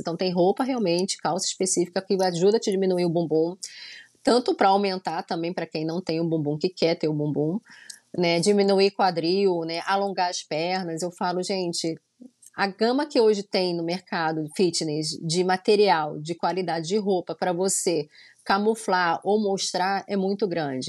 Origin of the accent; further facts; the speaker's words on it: Rio de Janeiro, Brazil; moved away as an adult; now in Orlando, United States; sou carioca mesmo da Gema, nasci no Rio de Janeiro, né, na Tijuca, nasci lá